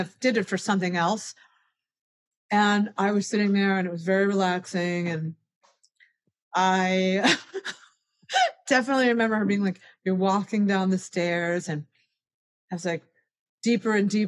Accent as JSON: {"language": "English", "town": "Cleveland", "region": "Ohio", "country": "United States", "tie": "born or raised there", "said": "my family is more like the cheapest private education in Cleveland, you know, and I grew up in Ohio"}